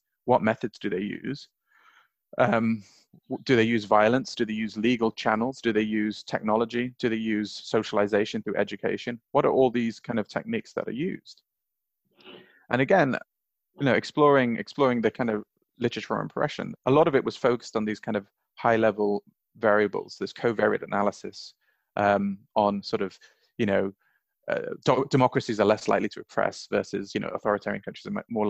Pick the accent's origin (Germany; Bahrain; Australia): Bahrain; also born or lived in Saudi Arabia; I grew up in Bahrain and Saudi Arabia. I lived there as a child and a teenager. So for me, it's the place that I feel that I belong.